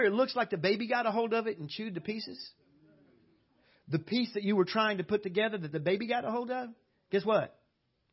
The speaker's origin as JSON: {"language": "English", "region": "South Louisiana", "country": "United States", "tie": "born or raised there", "moved": "as an adult", "lives_now": "Cyprus", "said": "I was raised way down in South Louisiana, below New Orleans, way down there"}